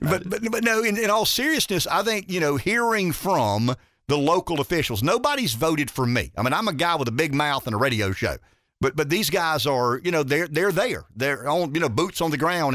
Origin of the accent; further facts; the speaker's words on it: Pamplico, South Carolina, United States; I grew up in Pamplico. I grew up in rural America.